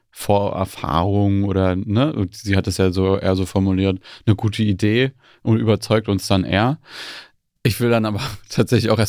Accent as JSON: {"language": "German", "region": "East Germany", "country": "Germany", "tie": "born or raised there", "said": "Ich bin in Ostdeutschland aufgewachsen"}